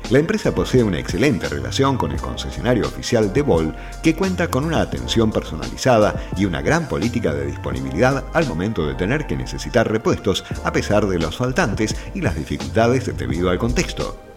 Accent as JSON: {"language": "Spanish", "town": "Rosario", "region": "Santa Fe", "country": "Argentina", "tie": "born or raised there", "said": "Como soy oriundo de Rosario, empecé trabajando en el puerto."}